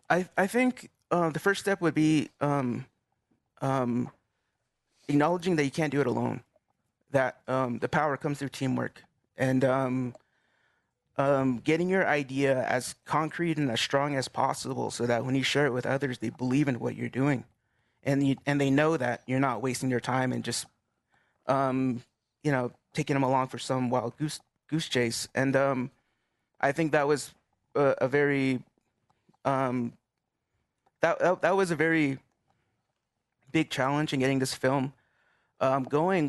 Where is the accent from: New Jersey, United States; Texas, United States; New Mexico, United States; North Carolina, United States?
New Mexico, United States; Gallup; moved away as an adult; being from from Gallup